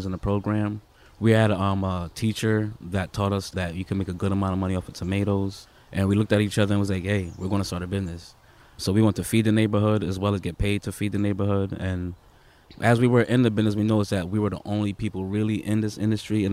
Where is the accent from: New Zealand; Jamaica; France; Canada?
Jamaica; now in Bridgeport, United States; I grew up in Jamaica, so that's where we eat off the land.